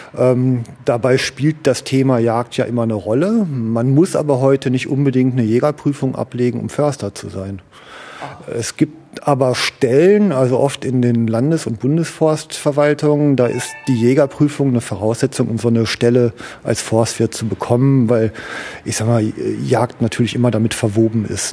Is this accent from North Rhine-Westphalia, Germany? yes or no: yes; Duisburg, North Rhine-Westphalia, Germany; ich bin im Duisburger Norden groß geworden